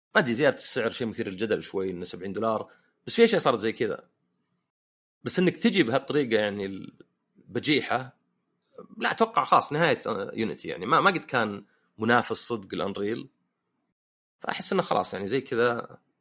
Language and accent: Arabic; Saudi Arabia; also born or lived in Canada; عندنا في السعوديه